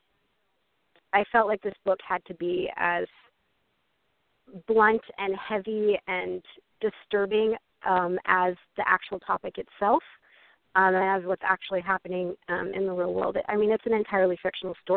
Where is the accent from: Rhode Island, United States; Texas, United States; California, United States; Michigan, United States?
Texas, United States; just north of Houston; moved away; also born or lived in Vermont / New York / upstate New York / Oklahoma; moved down to Texas to just north of Houston, and that's pretty much where I grew up from, like, second grade all the way through high school